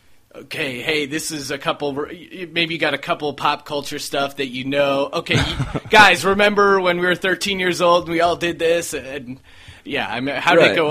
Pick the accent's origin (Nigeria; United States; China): United States; East Coast; now in Los Angeles, United States; When you know, I came from the East Coast, so I think that's part of what made me come out to LA instead of New York.